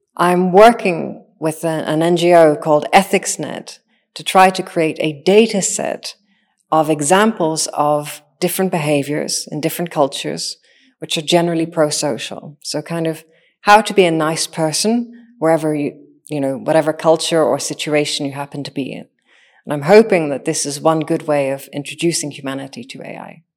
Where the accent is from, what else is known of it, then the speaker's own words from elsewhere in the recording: Northern Ireland, United Kingdom; I am a machine intelligence engineer that grew up in Northern Ireland.